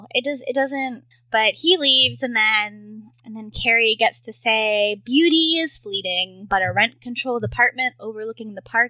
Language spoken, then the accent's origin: English; Victoria, British Columbia, Canada; moved away as an adult; So I've only been here for like 5 months. So I don't know if I could really give a good judge on that. But so I'm from Victoria in Canada, which is I would call it like the Portland of Canada almost. It's near Vancouver, so it's on the west coast